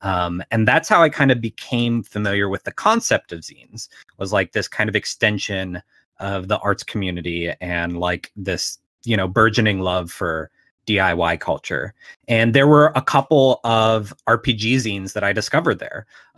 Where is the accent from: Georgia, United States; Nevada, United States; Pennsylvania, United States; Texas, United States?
Pennsylvania, United States; Pittsburgh; So I'm from Pittsburgh, Pennsylvania, and we have a yearly zine fair here in the city.